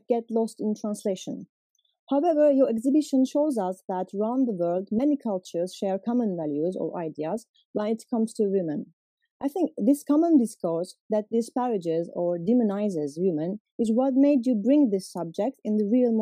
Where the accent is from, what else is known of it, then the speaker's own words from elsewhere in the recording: Turkey; I'm from Turkey as well.